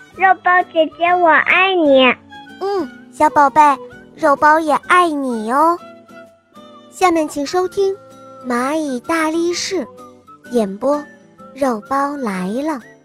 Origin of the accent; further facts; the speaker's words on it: Henan, China; 今年五十了，我来自河南